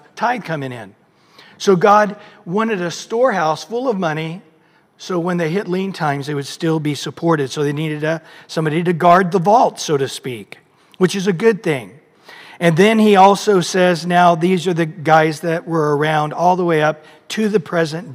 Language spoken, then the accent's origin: English; Visalia, California, United States; I grew up in Visalia